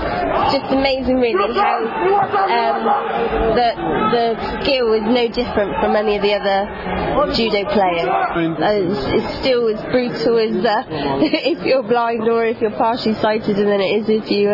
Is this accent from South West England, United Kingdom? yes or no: yes; South West England, United Kingdom